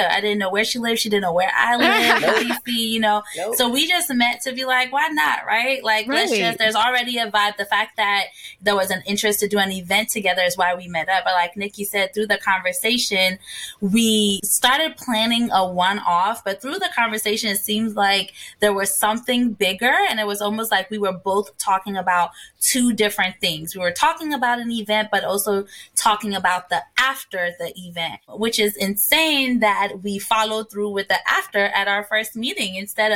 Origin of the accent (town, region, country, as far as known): Ghana; born or raised there; moved away; also born or lived in New Jersey, United States / Washington, D.C., United States